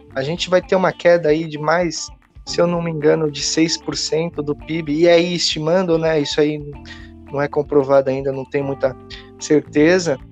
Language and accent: Portuguese; Brazil; eu como brasileiro